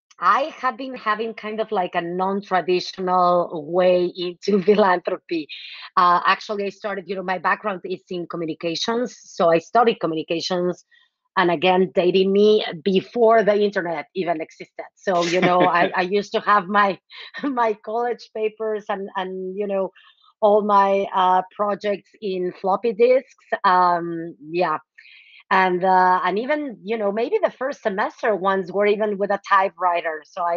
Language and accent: English; Mexico City, Mexico; moved away as an adult; also born or lived in Cambridge, Massachusetts / Dallas, Texas; now in San Francisco Bay Area, United States; So I am originally from Mexico City, born and raised in Mexico City. I went to an all-girl Catholic school my whole life. And then I went to college in Mexico City